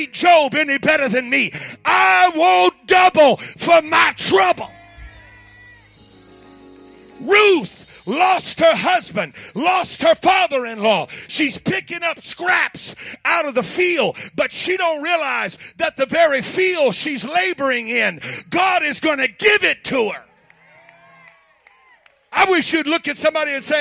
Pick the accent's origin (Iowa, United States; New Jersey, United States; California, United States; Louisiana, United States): Louisiana, United States; I'm from Louisiana.